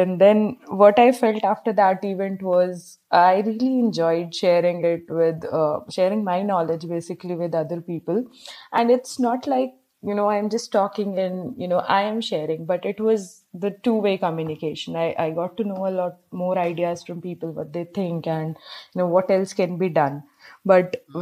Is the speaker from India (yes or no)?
yes; Bijnor, Uttar Pradesh, India; moved away as an adult; now in Hyderabad, India; currently I'm at my hometown. It's Bijnor, Uttar Pradesh.